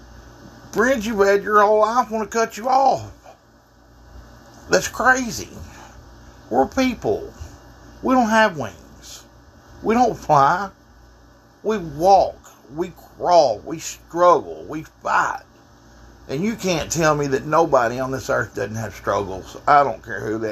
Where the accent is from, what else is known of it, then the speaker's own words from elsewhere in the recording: Texas, United States; I'm from Texas